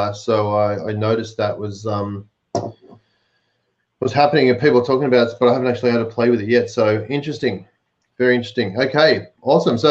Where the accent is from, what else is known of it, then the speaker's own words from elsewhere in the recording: Melbourne, Victoria, Australia; In Melbourne, my hometown